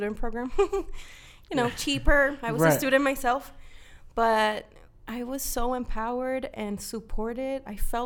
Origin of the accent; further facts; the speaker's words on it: Dominican Republic; moved away; I grew up in the Dominican Republic